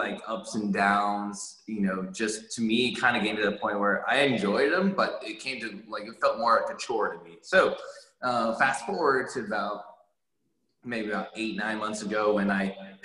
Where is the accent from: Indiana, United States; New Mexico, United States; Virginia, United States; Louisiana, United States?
Virginia, United States; Northern; moved away as an adult; also born or lived in Hawaii / Upstate New York; now in Houston, United States; I grew up in Northern Virginia. I was born in Hawaii, but I spent most of my life in the Northern Virginia region, all my elementary, high school, undergrad